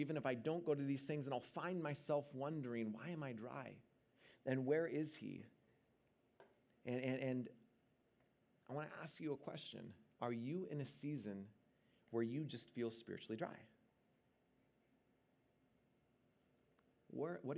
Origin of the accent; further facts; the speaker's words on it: Seattle, Washington, United States; now in Bay Area, United States; I'm originally from Seattle